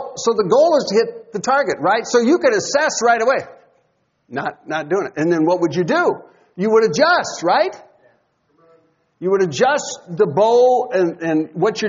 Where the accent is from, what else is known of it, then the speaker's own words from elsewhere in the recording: Iowa, United States; I grew up in Iowa